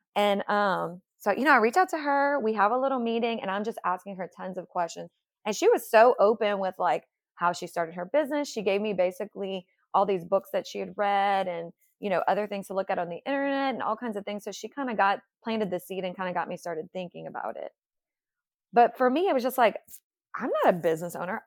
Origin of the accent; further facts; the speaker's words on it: New Iberia, Louisiana, United States; moved away as an adult; now in Baton Rouge, United States; I'm from the Lafayette area, from New Iberia